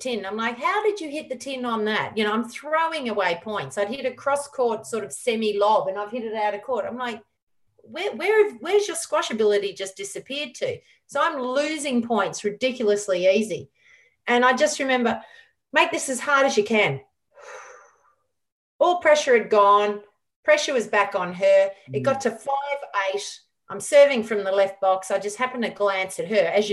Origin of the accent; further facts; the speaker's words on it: Melbourne, Victoria, Australia; Melbourne's my hometown